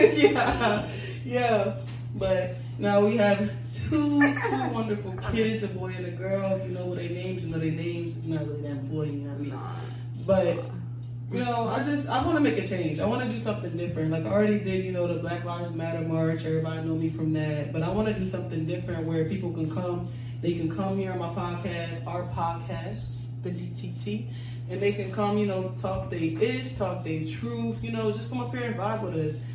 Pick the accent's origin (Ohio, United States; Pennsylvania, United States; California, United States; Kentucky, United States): Pennsylvania, United States; Coatesville; moved away; I am from Coatesville, Pennsylvania. I moved up here in 2012